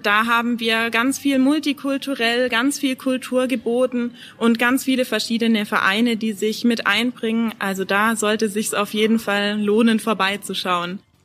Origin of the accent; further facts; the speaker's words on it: Villingen-Schwenningen, Baden-Württemberg, Germany; ich bin in Villingen geboren Ohren und wohne aber eigentlich in einem Nachbarort von Villingen-Schwenningen